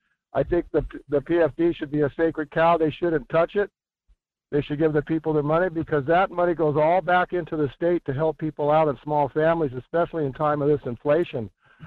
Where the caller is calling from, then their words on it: Fairbanks, Alaska, United States; here in Fairbanks driving down Chena Pump.